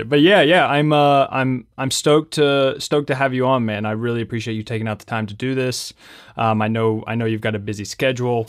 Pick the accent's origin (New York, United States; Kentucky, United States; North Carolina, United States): Kentucky, United States; Lexington; So I'm from Lexington, Kentucky